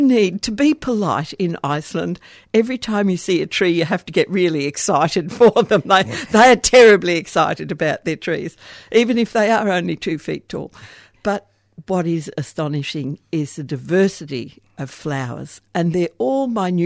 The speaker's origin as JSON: {"language": "English", "country": "Australia", "said": "there's one good thing about being an Australian gardener"}